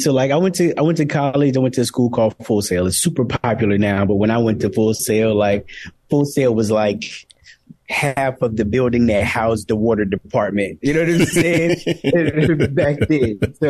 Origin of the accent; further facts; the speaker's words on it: South Carolina, United States; also born or lived in Boston / Los Angeles; now in Atlanta, United States; You know, I spent my younger years in Boston. I was born in South Carolina. I went to high school in South Carolina.